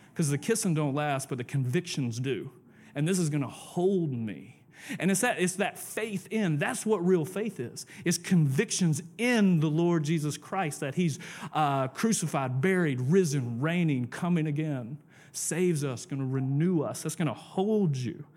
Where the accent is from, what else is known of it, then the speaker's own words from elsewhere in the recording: the South, United States; I'm from the South